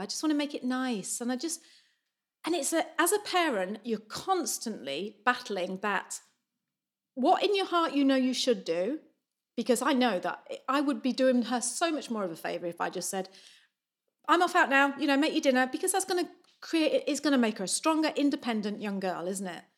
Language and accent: English; Lancashire, North West England, United Kingdom; moved away as an adult; now in New Zealand; growing up in Lancashire